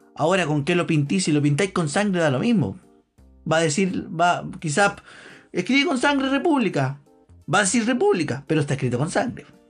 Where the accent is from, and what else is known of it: Chile